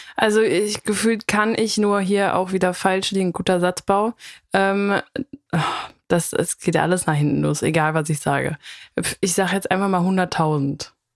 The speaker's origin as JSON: {"language": "German", "region": "North Rhine-Westphalia", "country": "Germany", "said": "wir kommen ja aus NRW und zwar aus einem Teil, wo es schwierig ist mit Ch und Sch."}